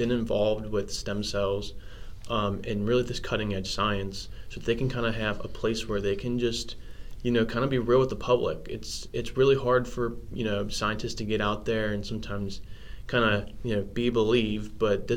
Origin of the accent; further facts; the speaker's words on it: Cincinnati, Ohio, United States; moved away as an adult; now in Cleveland, United States; I'm from the Cincinnati area.